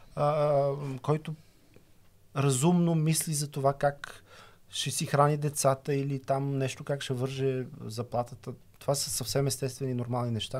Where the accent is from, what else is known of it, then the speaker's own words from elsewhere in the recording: Bulgaria; като ме питаха откъде съм от България